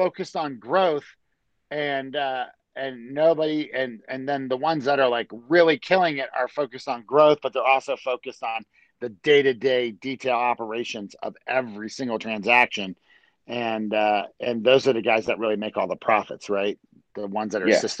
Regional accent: Maryland, United States; I grew up in Maryland.

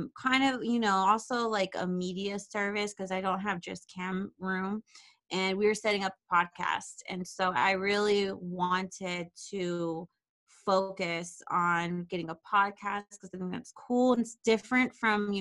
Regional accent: Riverside, California, United States; moved away as an adult; now in Los Angeles, United States; I'm from Riverside

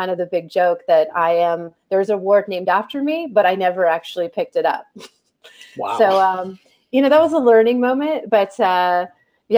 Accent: San Mateo, California, United States; I grew up in San Mateo, California

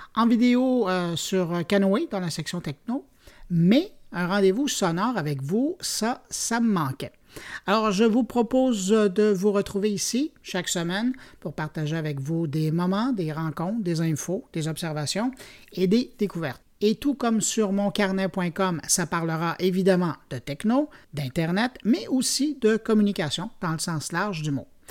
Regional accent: Montreal, Quebec, Canada; chez nous, à Montréal

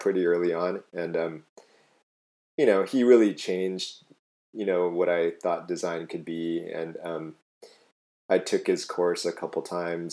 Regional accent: Hawaii, United States; moved away; also born or lived in Netherlands; I'm from Hawaii originally, and so I tried to move home

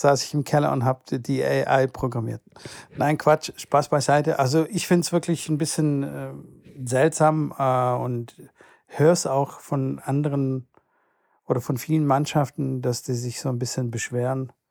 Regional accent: Stuttgart, Baden-Württemberg, Germany; bei uns in Stuttgart

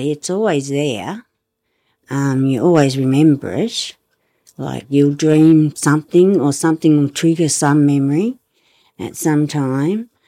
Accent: Hobart, Tasmania, Australia; also born or lived in Sydney, Australia; We came down here in 67. Me, mum, dad, and my big brother.

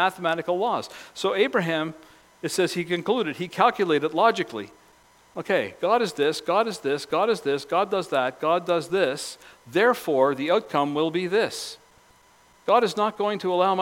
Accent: Cape Breton, Nova Scotia, Canada; growing up in Cape Breton.

